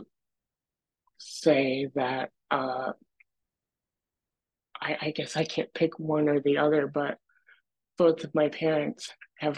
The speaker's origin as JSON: {"language": "English", "town": "Dexter", "region": "Michigan", "country": "United States", "tie": "born or raised there", "said": "I grew up in Dexter, Michigan, and I really enjoyed growing up there"}